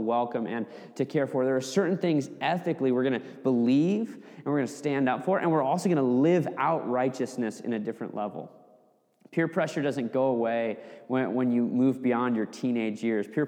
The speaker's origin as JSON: {"language": "English", "town": "Fairbanks", "region": "Alaska", "country": "United States", "tie": "born or raised there", "said": "growing up in my hometown in Fairbanks, Alaska"}